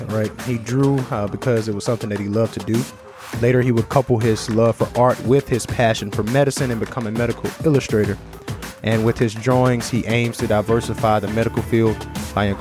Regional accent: United States; accent: American; the American accent is hindering me a little bit

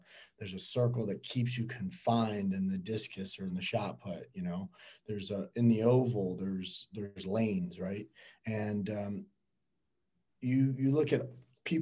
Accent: Miami, Florida, United States; born and raised in Miami.

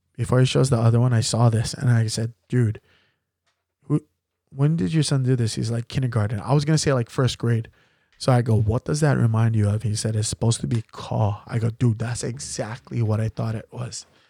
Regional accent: Waianae, Hawaii, United States; I grew up in Waianae, in Macaha.

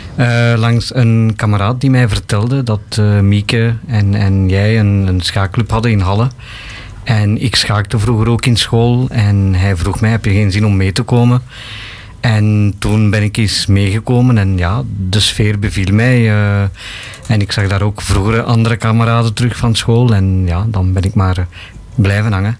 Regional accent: Bangladesh; now in Belgium; Ik kom oorspronkelijk van Bangladesh.

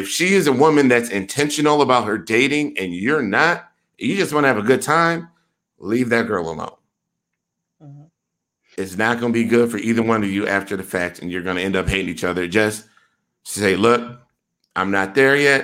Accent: Milwaukee, Wisconsin, United States; I am from Milwaukee, Wisconsin

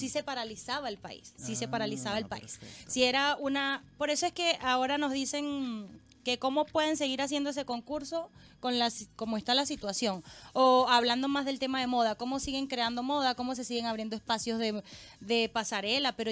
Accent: Chile; porque en Chile nosotros en el invierno usamos lanillas

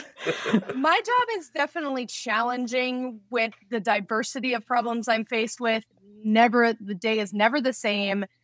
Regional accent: Las Vegas, Nevada, United States; Growing up in Las Vegas

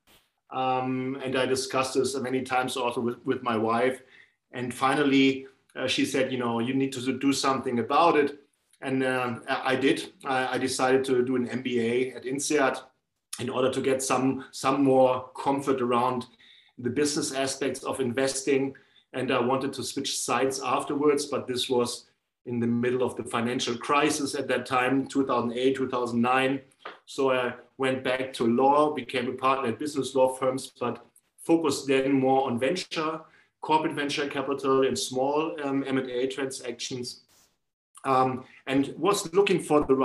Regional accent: Northern Germany, Germany; I grew up in the north of Germany.

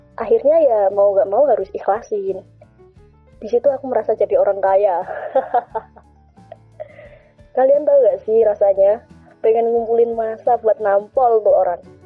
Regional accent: Java, Indonesia; Sebagai orang Jawa, kita sangat berpegang teguh pada unggah-ungguh atau tata krama

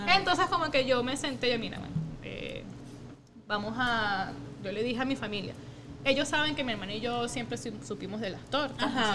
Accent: Margarita, Nueva Esparta, Venezuela; also born or lived in Caracas; nosotros nos criamos en, nuestra juventud adolescencia fue Margarita. Entonces, obviamente, Margarita, claro, nosotros nacimos en Caracas, pero de chiquitica nuestra familia paterna se mudó a Margarita

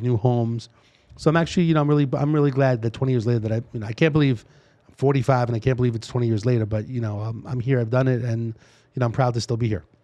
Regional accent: New York City, New York, United States; accent: East Coast; moved away as an adult; now in Las Vegas, United States; born and raised in New York City

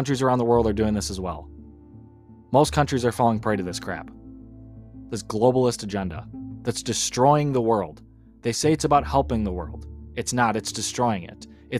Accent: United States

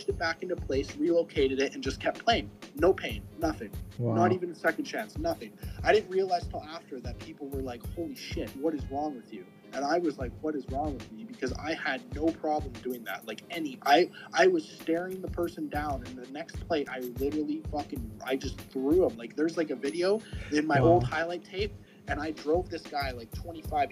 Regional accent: Langley, British Columbia, Canada; No one in my hometown really played football. We didn't have high school football teams or nothing. We had a little community team called the North Langley Bears

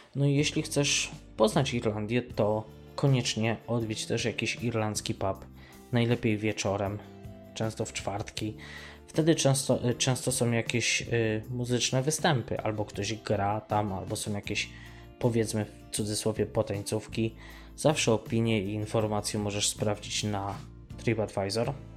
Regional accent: Mościce, Lesser Poland, Poland; moved away; w Mościcach, skąd pochodzę, też były korty tenisowe

